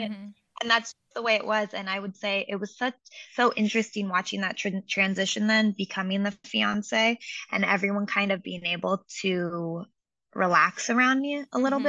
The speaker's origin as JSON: {"language": "English", "town": "Seattle", "region": "Washington", "country": "United States", "tie": "born or raised there", "moved": "as an adult", "lives_now": "Los Angeles, United States", "said": "I grew up in Seattle and I went to school there."}